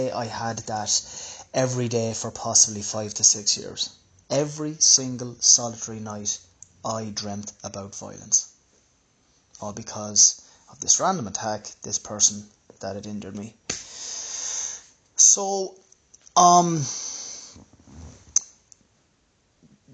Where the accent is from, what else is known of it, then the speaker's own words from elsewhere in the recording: Ireland; I'm from Ireland.